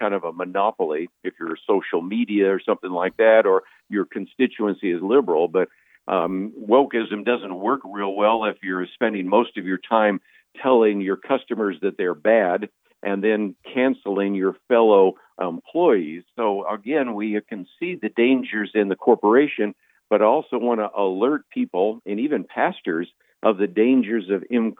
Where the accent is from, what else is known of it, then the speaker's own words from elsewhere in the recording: Berkeley, California, United States; I was born in the San Francisco Bay Area. I was born in Berkeley.